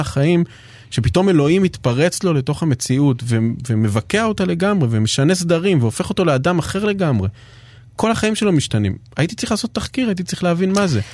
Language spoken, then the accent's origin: Hebrew; Jerusalem, Jerusalem District, Israel; אני בא מירושלים